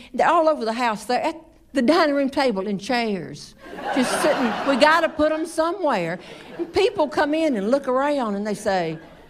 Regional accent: the South, United States; growing up in the South has been wonderful.

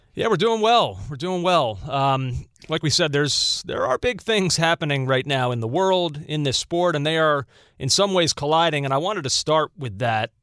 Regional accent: United States; as an American

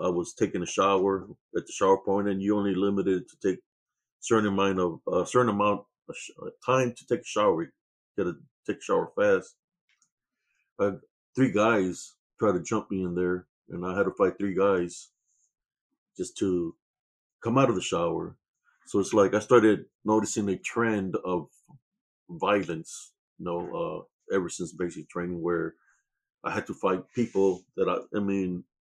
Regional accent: Rio Grande Valley, Texas, United States; moved away as an adult; also born or lived in Germany; I was born in Renville, Texas, and February 2nd, 1969, in the Rio Grande Valley. That's where I was raised and born

